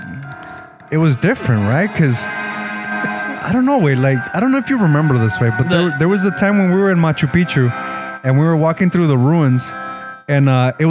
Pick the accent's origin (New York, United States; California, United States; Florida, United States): California, United States; Lynwood; I'm from Linwood